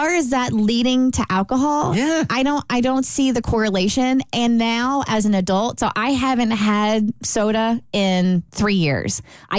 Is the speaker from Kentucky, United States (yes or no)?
yes; Kentucky, United States; moved away; So we grew up in Kentucky, so it was Pepsi. I know we are living in Coke territory now.